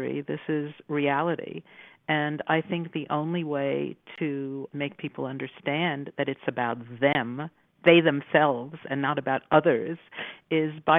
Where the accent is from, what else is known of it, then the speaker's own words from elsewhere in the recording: New York City, New York, United States; when I was growing up in New York City in the 1950s and 1960s